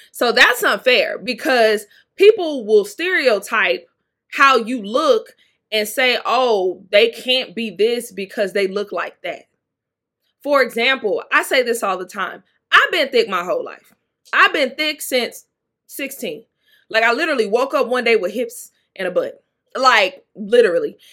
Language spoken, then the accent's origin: English; Mississippi, United States; I'm from Mississippi. Mississippi